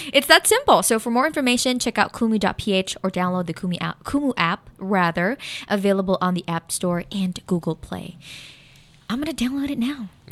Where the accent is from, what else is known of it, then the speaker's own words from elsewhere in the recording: Philippines; I'm a Filipino